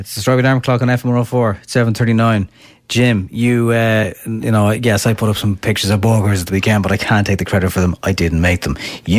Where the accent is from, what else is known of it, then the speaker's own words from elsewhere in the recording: Johnstown Bridge, County Kildare, Ireland; from Johnstown Bridge.